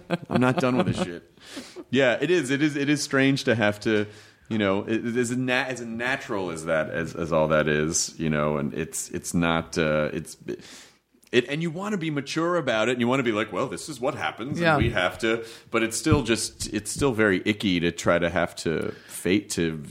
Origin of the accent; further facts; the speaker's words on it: Memphis, Tennessee, United States; also born or lived in Kentucky; I was born in Kentucky, but I grew up in Memphis.